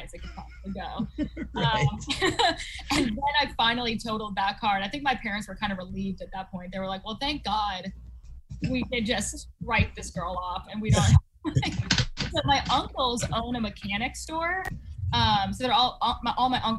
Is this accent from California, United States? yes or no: no; Sandwich, Massachusetts, United States; Cape Cod. I actually grew up in Sandwich